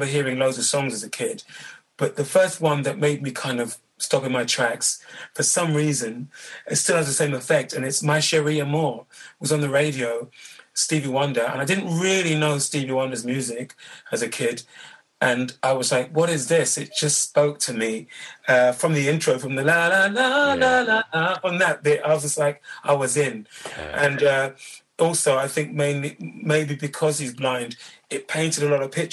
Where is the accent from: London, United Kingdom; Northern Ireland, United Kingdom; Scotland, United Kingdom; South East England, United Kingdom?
London, United Kingdom; Born and raised in London